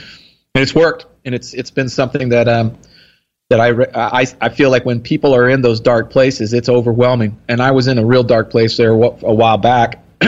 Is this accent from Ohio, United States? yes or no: no; Texas, United States; Here in Texas.